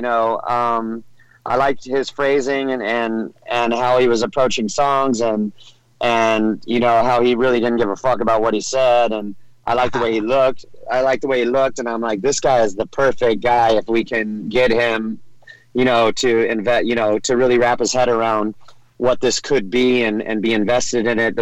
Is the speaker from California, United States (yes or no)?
yes; Orange County, California, United States; I grew up in Orange County, California